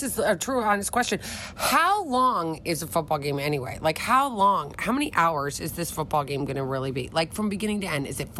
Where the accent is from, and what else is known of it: Philadelphia, Pennsylvania, United States